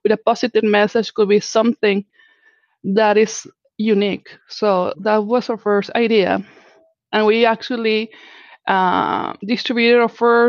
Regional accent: Mexico; first language Spanish; English is a second language; moved away; I am actually from Mexico

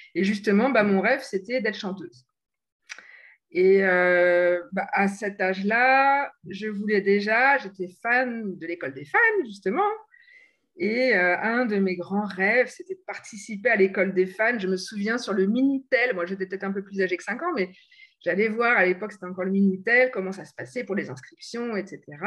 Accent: Normandy, France; moved away as an adult; also born or lived in England / Bordeaux; now in Paris region, France; je ne suis pas originaire de la région parisienne, je suis de Normandie

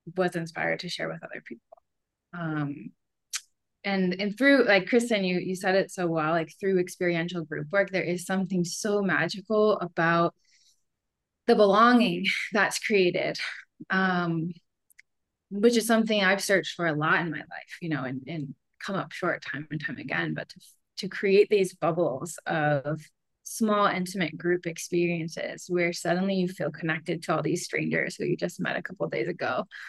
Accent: Wisconsin, United States; moved away as an adult; also born or lived in Portland, Oregon; now in Bend, United States; I grew up in the Midwest in Wisconsin

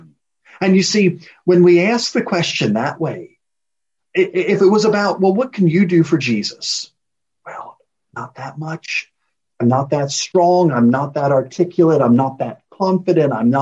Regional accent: United States; moved away as an adult; now in Edinburgh, United Kingdom; as an American living in Scotland, based in Edinburgh

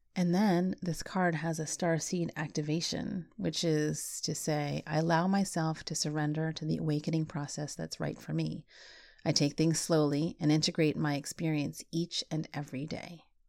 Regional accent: United States; I wasn't really Filipino because I was born in the States

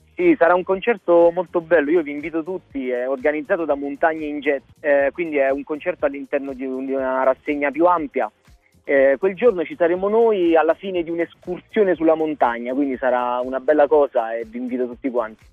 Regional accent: Bellegra, Lazio, Italy; sono di un paesino vicino Roma

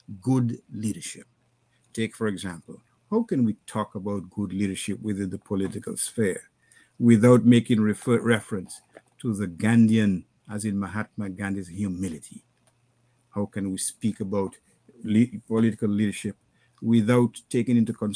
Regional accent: Dominica; moved away as an adult; also born or lived in Curaçao / Canada; I grew up in Dominica

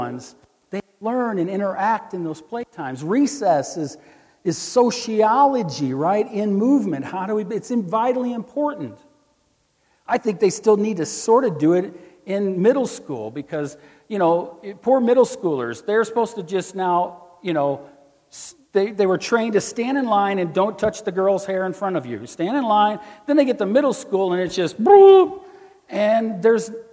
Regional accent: Missouri, United States; I'm from Missouri

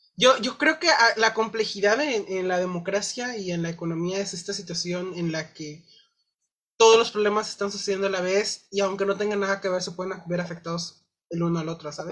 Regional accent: Mexico; como sociedad, como mexicanos

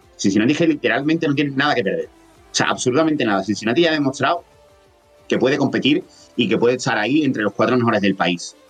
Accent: Andalusia, Spain; accent: Andalusian

